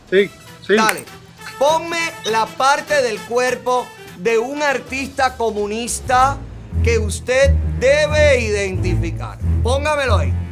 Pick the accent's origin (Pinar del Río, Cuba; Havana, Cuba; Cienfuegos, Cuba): Cienfuegos, Cuba; Somos de Cienfuegos.